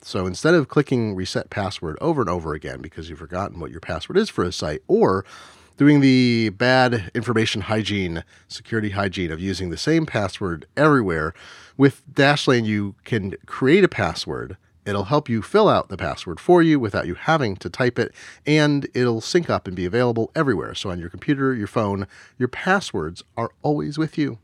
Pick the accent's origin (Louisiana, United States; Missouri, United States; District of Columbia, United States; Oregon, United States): Oregon, United States; I grew up in Oregon